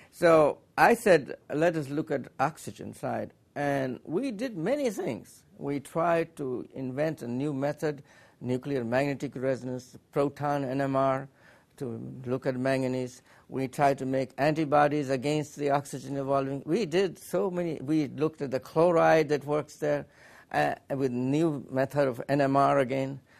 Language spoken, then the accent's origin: English; Allahabad, Uttar Pradesh, India; moved away as an adult; now in Urbana, United States; We came from India, from Allahabad